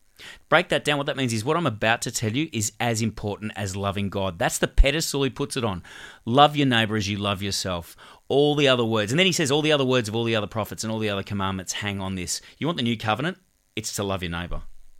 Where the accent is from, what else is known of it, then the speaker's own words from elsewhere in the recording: Hong Kong; so I grew up in Hong Kong for 6 years. My dad was a social worker for the Salvation Army running refugee camps.